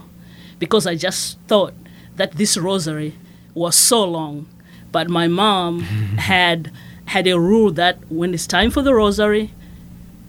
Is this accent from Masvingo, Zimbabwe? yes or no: yes; Masvingo, Zimbabwe; moved away as an adult; also born or lived in Shreveport, Louisiana; now in Lafayette, United States; I was born and raised in Zimbabwe